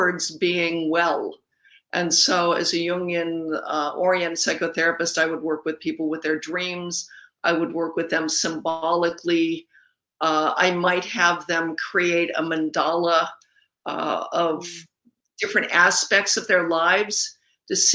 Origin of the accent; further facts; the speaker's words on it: Los Angeles, California, United States; I grew up in Griffith Park underneath the observatory